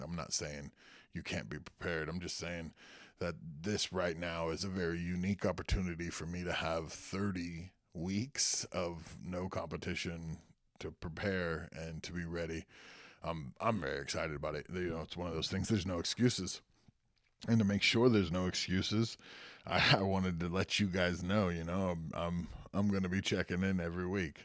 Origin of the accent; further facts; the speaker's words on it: Santa Cruz, California, United States; went to high school and was born in Santa Cruz, California